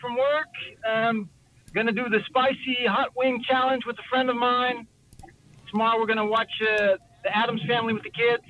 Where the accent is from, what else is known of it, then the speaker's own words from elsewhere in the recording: Arkansas, United States; now in Netherlands; I grew up in Arkansas.